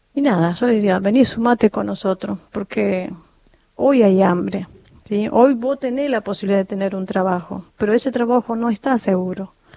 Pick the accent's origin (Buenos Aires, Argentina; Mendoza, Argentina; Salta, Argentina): Salta, Argentina; Calchaquí Valleys; moved away; yo vengo de Salta, de la provincia de Salta, de los valles calchaquíes